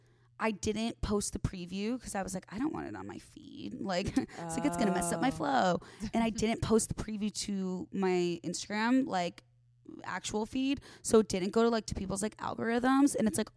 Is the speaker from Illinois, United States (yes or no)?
yes; Arlington Heights, Illinois, United States; moved away as an adult; now in Los Angeles, United States; The northwest suburbs of Chicago.